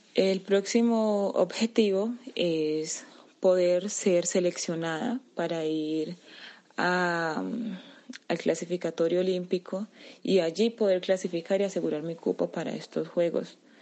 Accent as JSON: {"language": "Spanish", "country": "Colombia", "said": "me siento muy feliz y orgullosa de haber representado a mi país, a mi tierra y a toda mi gente"}